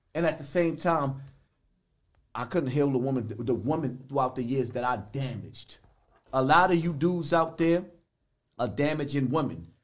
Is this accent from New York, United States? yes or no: yes; New York City, New York, United States; from Bronx River